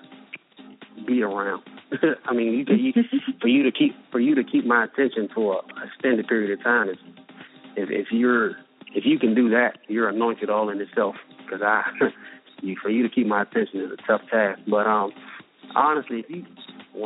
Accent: Washington, District of Columbia, United States; moved away as an adult; I'm originally from Washington, D.C.

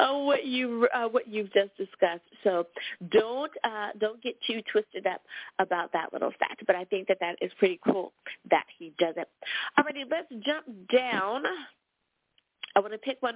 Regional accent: United States; my home country. Woohoo! Thanks, U.S. of A.

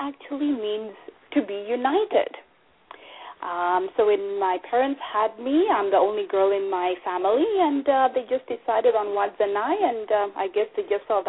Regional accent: Zimbabwe; now in Canada; I am originally from Zimbabwe

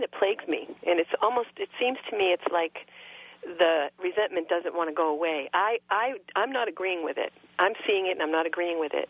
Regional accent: Massachusetts, United States; I'm from Massachusetts.

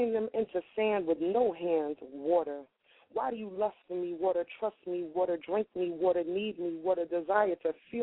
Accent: New York, United States; now in Wilmington, United States; I'm from New York. I just live in Delaware. I bought a house out here. I'm from New York, and it's all in my heart.

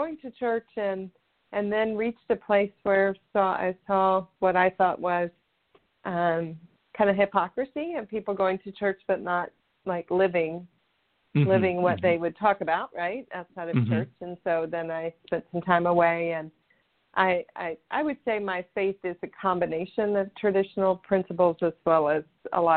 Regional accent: Houston, Texas, United States; moved away as an adult; also born or lived in California / Colorado; now in Tennessee, United States; So I grew up in Houston, Texas, in the United States.

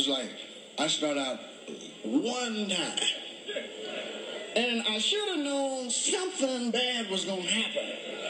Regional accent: California, United States; moved away; I came from California, hadn't been home about 5 years, and I went back home

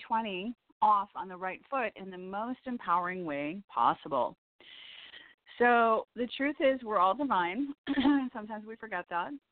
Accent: Evanston, Illinois, United States; moved away; I was born in Evanston

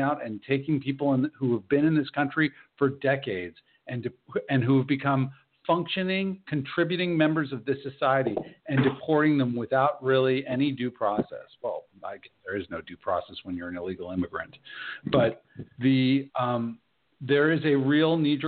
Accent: United States; I'm an American citizen

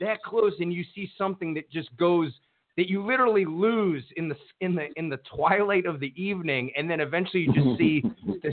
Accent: Cleveland, Ohio, United States; my hometown Cleveland Indians

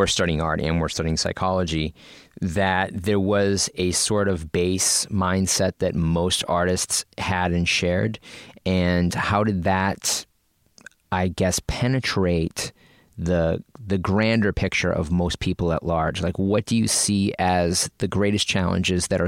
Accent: Massachusetts, United States; we're both from Massachusetts

